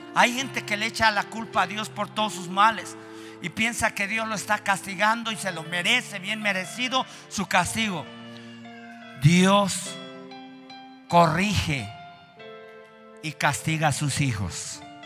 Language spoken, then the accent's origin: Spanish; Mexico